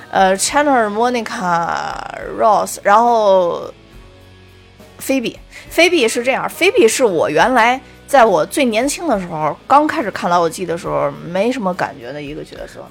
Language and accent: Chinese; China; 作为中国人